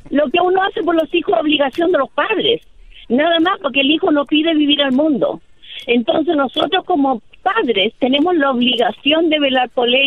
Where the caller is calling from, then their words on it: Kansas, United States; yo en estos momentos estoy